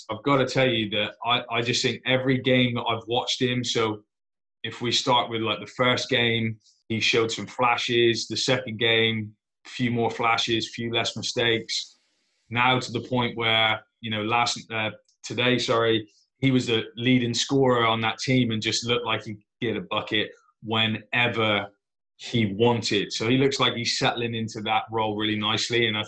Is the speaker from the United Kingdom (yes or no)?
yes; Plymouth, South West England, United Kingdom; Go to my hometown team, the Plymouth Raiders.